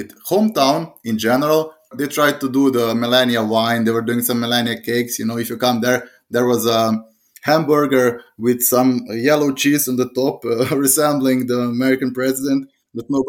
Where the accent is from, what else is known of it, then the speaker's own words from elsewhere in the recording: Slovenia; My hometown and her hometown is like 20 kilometers apart, so 15 miles